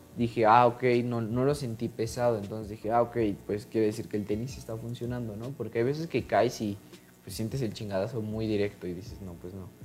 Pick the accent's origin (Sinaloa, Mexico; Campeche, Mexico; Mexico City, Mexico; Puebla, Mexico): Mexico City, Mexico; soy de la ciudad